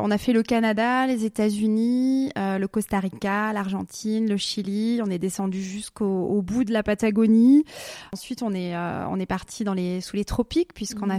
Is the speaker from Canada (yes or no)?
no; Alsace, Grand Est, France; moved away as an adult; also born or lived in Basel, Switzerland; now in Switzerland; j'habitais en Alsace, mhm. je suis née dans l'Est, j'ai passé toute ma jeunesse dans l'Est.